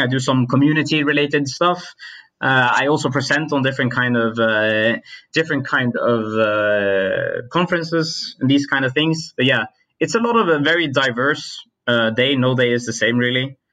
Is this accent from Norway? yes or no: yes; Norway; I come from Norway